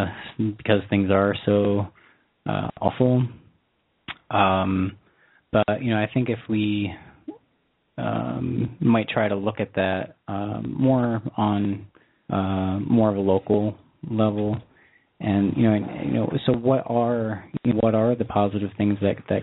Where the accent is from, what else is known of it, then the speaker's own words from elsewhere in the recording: New York, United States; I do remember, you know, the days following 9/11, and I was from New York State.